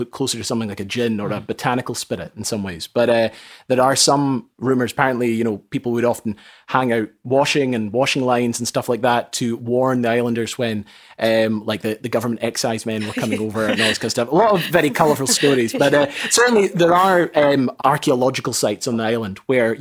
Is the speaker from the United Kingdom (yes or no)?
yes; Raasay, Scotland, United Kingdom; also born or lived in Orkney; I grew up on Rousay.